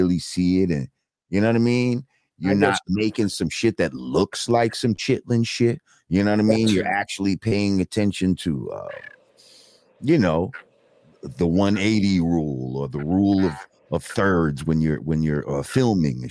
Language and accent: English; New Rochelle, New York, United States; I grew up in New Rochelle